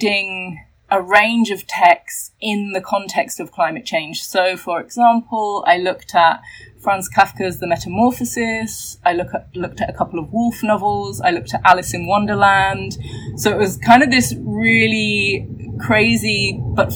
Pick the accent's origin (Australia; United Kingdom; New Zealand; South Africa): United Kingdom; England; I'm from England.